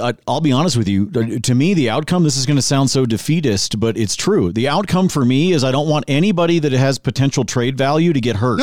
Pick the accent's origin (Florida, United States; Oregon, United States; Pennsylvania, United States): Oregon, United States; moved away; I grew up in Oregon, and I was working in radio in Portland